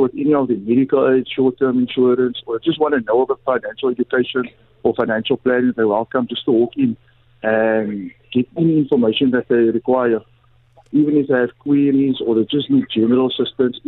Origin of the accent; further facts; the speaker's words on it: Cape Town, Western Cape, South Africa; I'm from the southern suburbs, born in Crawford. I attended Alexander Sinton High School, so I'm someone from the community